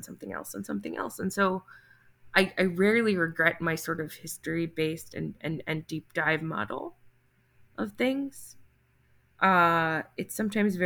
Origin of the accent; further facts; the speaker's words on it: New Jersey, United States; My home state of New Jersey